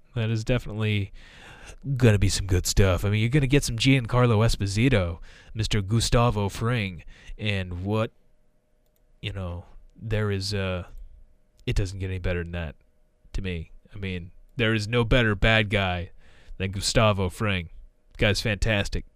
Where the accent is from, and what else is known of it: United States